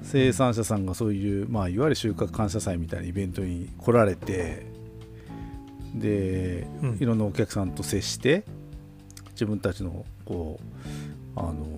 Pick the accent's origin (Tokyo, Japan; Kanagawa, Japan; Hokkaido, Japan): Hokkaido, Japan; Tokachi; 僕らのあの地元の北海道十勝